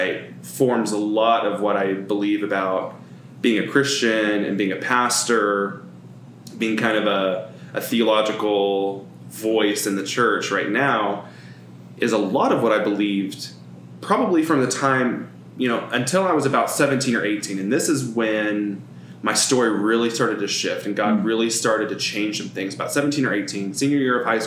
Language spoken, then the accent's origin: English; Edmond, Oklahoma, United States; also born or lived in Del City, Oklahoma; I grew up in Edmond, which is like 15 minutes north of Oklahoma City